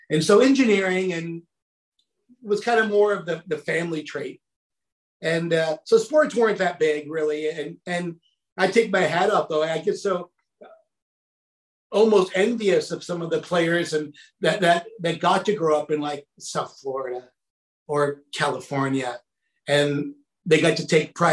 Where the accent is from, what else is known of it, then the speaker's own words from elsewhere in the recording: Saudi Arabia; I grew up, it was really kind of funky, but I grew up in Saudi Arabia and my dad worked for an company called Aramco back there.